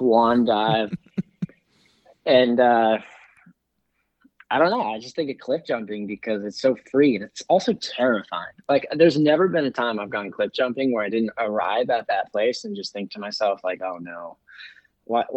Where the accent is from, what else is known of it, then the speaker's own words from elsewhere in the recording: Pennsylvania, United States; When I was in high school in my hometown, Pennsylvania